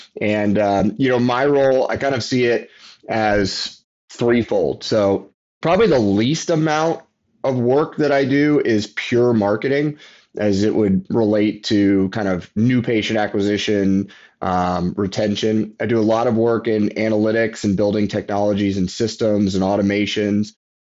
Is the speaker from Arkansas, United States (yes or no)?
no; Texas, United States; I'm from Texas.